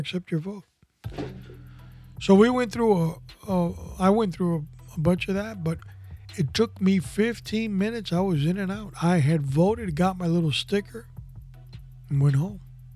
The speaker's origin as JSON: {"language": "English", "town": "New York City", "region": "New York", "country": "United States", "tie": "born or raised there", "said": "I was born in New York City"}